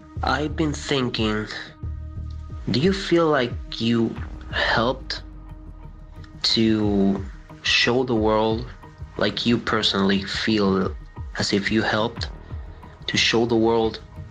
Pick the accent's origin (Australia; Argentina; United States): Argentina; I'm from Argentina.